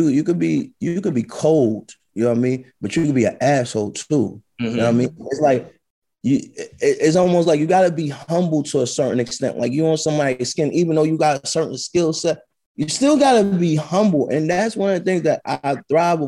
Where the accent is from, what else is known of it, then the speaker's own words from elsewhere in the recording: New York City, New York, United States; I'm from the South Bronx, brother. I grew up in the 80s and the early 90s out there.